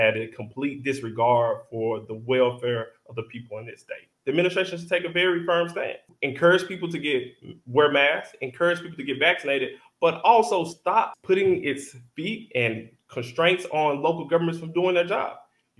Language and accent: English; Tennessee, United States; I'm 34. I'm Black. I'm single. And I'm from West Tennessee.